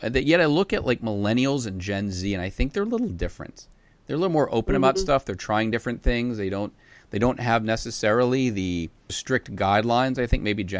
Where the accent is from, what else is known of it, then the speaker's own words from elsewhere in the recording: Boston, Massachusetts, United States; So I grew up outside of Boston, and I it's the center of Puritanism in America.